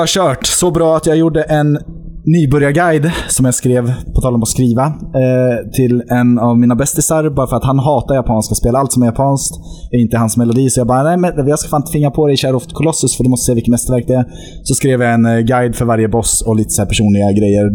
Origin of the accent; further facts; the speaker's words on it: Mariefred, Södermanland, Sweden; moved away; also born or lived in Norway; därifrån kommer jag, för born and raised så att säga.